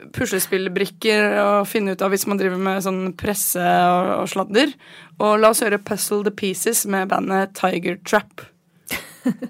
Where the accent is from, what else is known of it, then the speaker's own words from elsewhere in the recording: Asker, Akershus, Norway; jeg er fra Dikemark i Asker